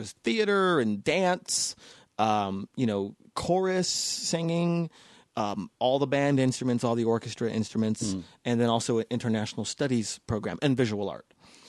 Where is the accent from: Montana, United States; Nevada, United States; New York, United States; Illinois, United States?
Nevada, United States; Las Vegas; growing up in Vegas, I got actually just in Vegas last weekend because I went to this performing arts high school in Vegas Las Vegas Academy.